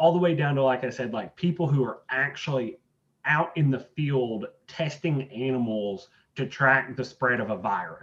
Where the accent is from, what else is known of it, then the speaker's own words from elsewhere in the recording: Irvine, Kentucky, United States; moved away as an adult; now in Lexington, United States; I grew up in Irvine, Estill County